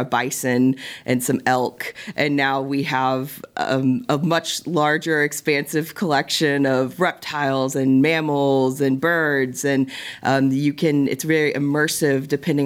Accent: Tulsa, Oklahoma, United States; I grew up in Tulsa, and I grew up coming to this zoo

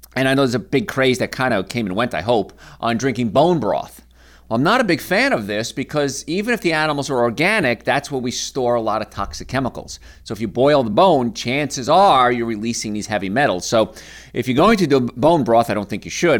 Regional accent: Hoboken, New Jersey, United States; I grew up in Hoboken, New Jersey, in apartments

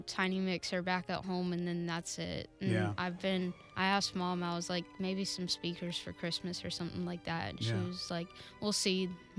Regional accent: Yulee, Florida, United States; I am from Yulee in Nassau County.

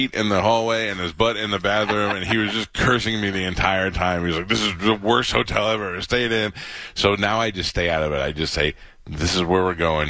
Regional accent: New York, United States; I grew up in New York

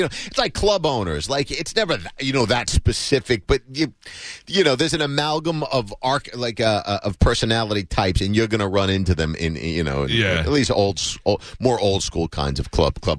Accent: New Jersey, United States; moved away; Jersey originally.

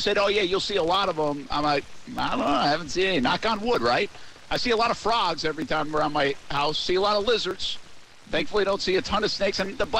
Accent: Rhode Island, United States; moved away as an adult; now in Jacksonville, United States; where I grew up in Rhode Island.

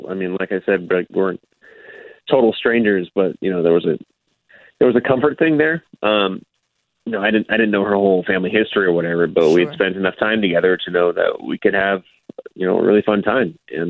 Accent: San Antonio, Texas, United States; also born or lived in Louisiana; So I grew up in San Antonio for the most part. Moved from Louisiana when I was a kid, so I've been here a while.

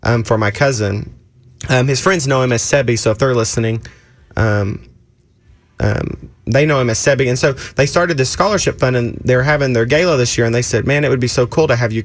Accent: Oklahoma, United States; I'm from Oklahoma.

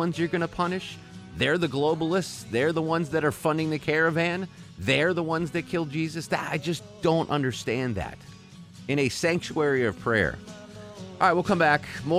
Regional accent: Connecticut, United States; I kept thinking about the synagogue that I grew up in Connecticut, where I went to Hebrew school twice a week, where I had my bar mitzvah.

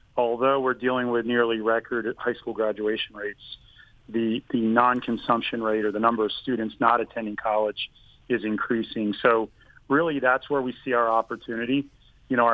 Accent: southern New Jersey, United States; moved away as an adult; also born or lived in Atlanta, Georgia; now in Georgia, United States; I'm a product of southern New Jersey, just across the river from Philadelphia

